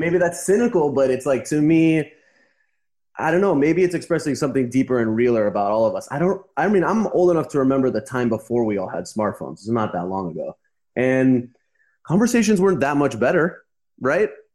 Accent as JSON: {"language": "English", "town": "Los Angeles", "region": "California", "country": "United States", "also_born_or_lived": "Costa Rica / Uruguay", "moved": "as an adult", "lives_now": "Montevideo, Uruguay", "said": "I'm from Los Angeles"}